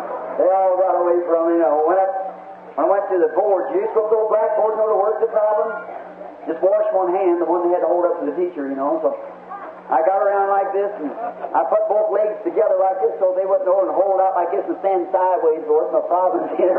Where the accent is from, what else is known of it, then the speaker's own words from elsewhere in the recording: United States; I'm American. I love my nation. I'm willing to go to war anytime it goes to war.